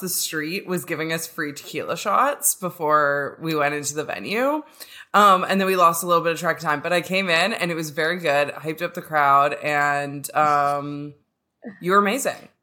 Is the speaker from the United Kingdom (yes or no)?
no; Canada; I'm a lesbian from Canada